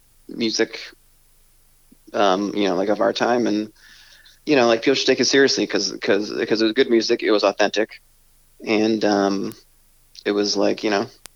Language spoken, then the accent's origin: English; Connecticut, United States; I'm from Connecticut